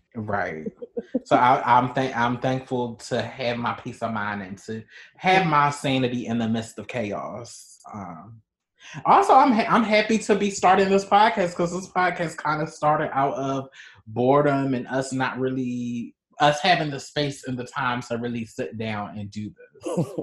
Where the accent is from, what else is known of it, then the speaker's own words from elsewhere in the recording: Baltimore, Maryland, United States; now in Chicago, United States; I'm originally from Baltimore